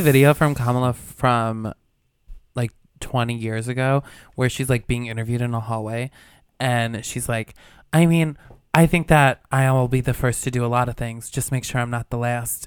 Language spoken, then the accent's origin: English; Albany, New York, United States; moved away; I'm from, like, a suburb of Albany